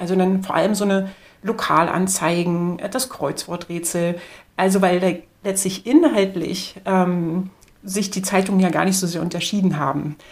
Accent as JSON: {"language": "German", "region": "Berlin", "country": "Germany", "tie": "born or raised there", "said": "ich komme aus dem Osten und spezifisch aus Ostberlin. Das heißt, ähm, wir haben direkt neben der Berliner Mauer gewohnt"}